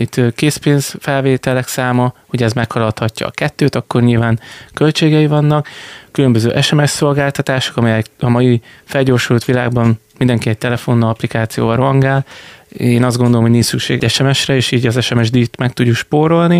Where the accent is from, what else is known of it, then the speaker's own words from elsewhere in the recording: Bordány, Csongrád-Csanád, Hungary; moved away as an adult; now in Szeged, Hungary; Én ugye Bordányban nevelkedtem